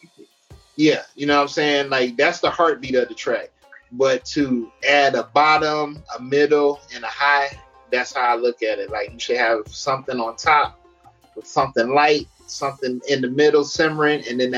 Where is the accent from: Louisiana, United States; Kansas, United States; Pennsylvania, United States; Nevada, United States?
Nevada, United States; Las Vegas; also born or lived in Virginia; I'm from Las Vegas. But I'm also bi-coastal in Virginia, which is my second home